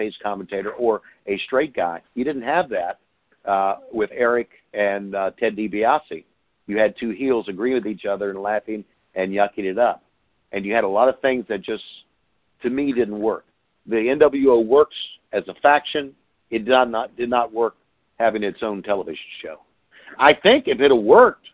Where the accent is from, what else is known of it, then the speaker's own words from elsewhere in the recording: Virginia, United States; I grew up in Virginia